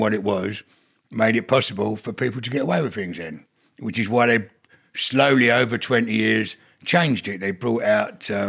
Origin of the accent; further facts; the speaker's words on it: London, United Kingdom; I grew up in South London, Bermondsey and Forest Hill